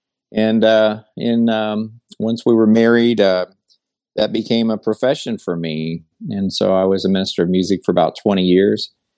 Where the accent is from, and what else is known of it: Vero Beach, Florida, United States; born or raised there; also born or lived in Indianapolis, Indiana; now in Lewisville, United States